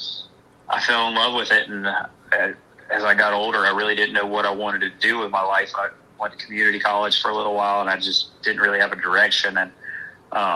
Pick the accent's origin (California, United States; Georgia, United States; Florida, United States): Georgia, United States; outside of Atlanta; now in Outer Banks, United States; I spent most of my childhood outside of Atlanta, Georgia.